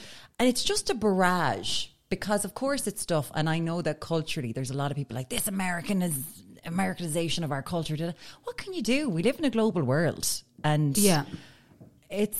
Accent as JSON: {"language": "English", "country": "Ireland", "said": "as an Irish person"}